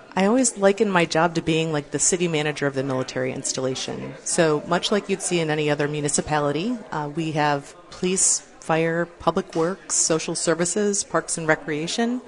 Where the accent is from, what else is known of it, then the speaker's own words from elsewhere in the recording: Farmington Hills, Michigan, United States; moved away as an adult; I grew up in Farmington Hills